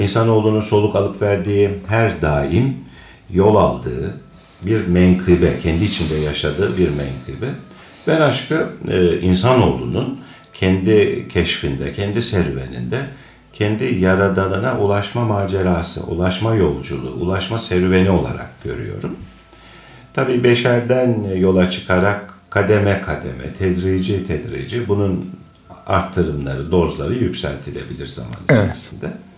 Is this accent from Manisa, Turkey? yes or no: yes; Akhisar, Manisa, Turkey; Ben 1962 e, senesinde Akisar'da doğdum. Doğma büyüme Akisarlıyım.